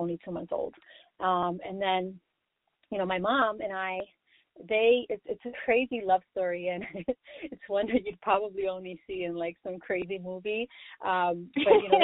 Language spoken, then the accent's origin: English; New York City, New York, United States; I'm born and raised in the Bronx, New York, just like J-Lo